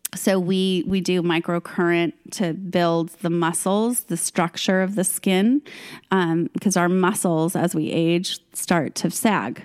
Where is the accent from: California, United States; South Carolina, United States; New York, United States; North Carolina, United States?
California, United States; Fresno; I grew up in Fresno, which is this tiny little town, well, not tiny